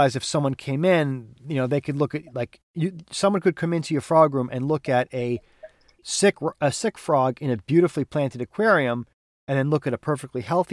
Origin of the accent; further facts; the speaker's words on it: New York, United States; I'm from New York. I'm from the big, probably one of, if not the biggest, you know, metropolitan areas in the country